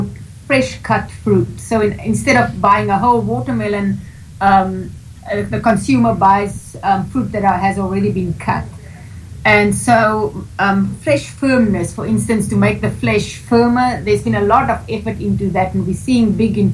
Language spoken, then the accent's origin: English; South Africa; moved away as an adult; now in United States; I'm from Southern Africa